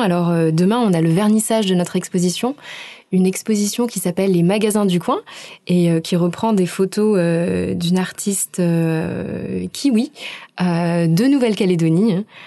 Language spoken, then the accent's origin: French; Aix-en-Provence, Provence-Alpes-Côte d'Azur, France; moved away as an adult; also born or lived in Montreal, Canada / Sweden; now in Auckland, New Zealand; Je viens d'Aix-en-Provence